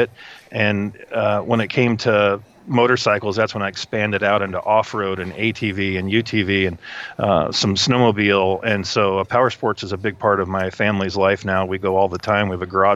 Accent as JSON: {"language": "English", "region": "Midwest", "country": "United States", "tie": "born or raised there", "also_born_or_lived": "Ohio", "moved": "as an adult", "said": "I grew up in the Midwest"}